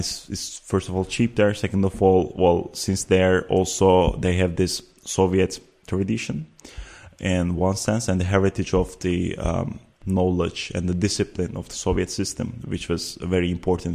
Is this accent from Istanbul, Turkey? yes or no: no; Antalya, Turkey; moved away as an adult; also born or lived in Ankara, Turkey / Uzbekistan / Amsterdam, Netherlands; now in The Hague, Netherlands; at the age of eight, we moved with my family to Antalya, which is a southern city, very touristic. Many people know about it. And I lived there until the age of 18